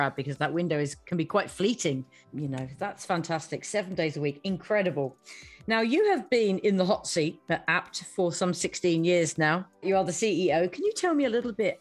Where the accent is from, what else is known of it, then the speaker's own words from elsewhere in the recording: United Kingdom; I'm a Brit, as you can hear